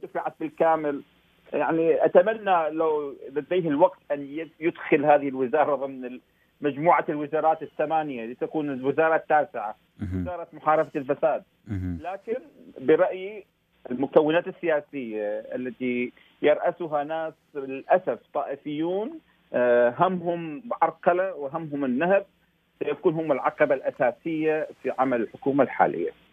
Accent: Iraq

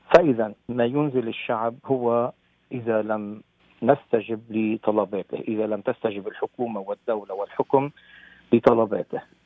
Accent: Lebanon; moved away as an adult; حبي لوطني لبنان، وأنا كل سنة منذ خمسة وتسعين منذ تركت لبنان

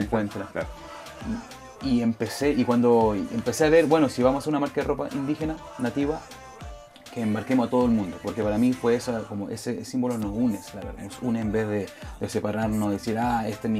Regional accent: Montreal, Quebec, Canada; also born or lived in Chile; entonces creciendo en eso, aquí en Montreal eh, fue lo, fue lo que uno creció en eso

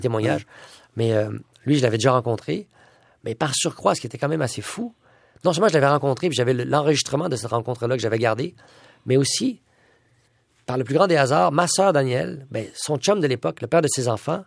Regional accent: Quebec, Canada; Je m'identifie beaucoup aux Québécois. Moi, je suis un Québécois moyen

